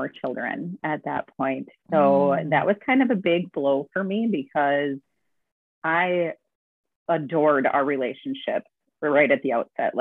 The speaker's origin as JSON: {"language": "English", "town": "Suamico", "region": "Wisconsin", "country": "United States", "said": "I am from Suamico, Wisconsin, which is on the outskirts of Green Bay"}